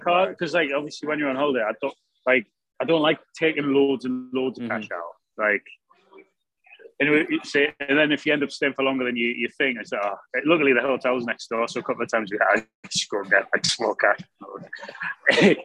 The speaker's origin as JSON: {"language": "English", "town": "Sunderland", "region": "North East England", "country": "United Kingdom", "said": "I'm from Sunderland"}